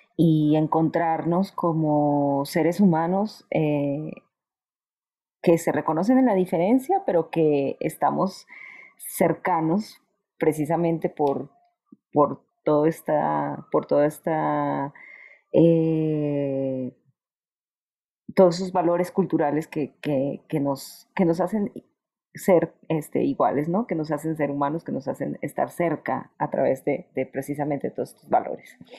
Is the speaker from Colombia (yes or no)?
yes; Colombia; now in Mexico; soy colombiana